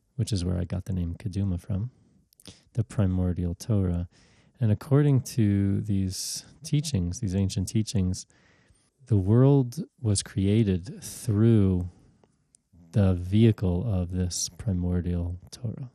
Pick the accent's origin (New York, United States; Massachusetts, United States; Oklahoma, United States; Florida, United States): New York, United States; New York City; also born or lived in Israel; I grew up in the Orthodox Jewish community in Brooklyn, New York. I was born in Israel, but my family came back to the United States when I was an infant